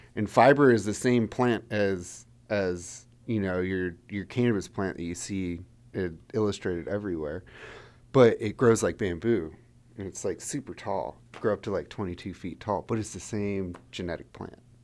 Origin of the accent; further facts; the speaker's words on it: Frederick, Maryland, United States; moved away as an adult; also born or lived in Santa Barbara, California; I grew up in Frederick, Maryland, which is one of the reasons why Wanderer's based here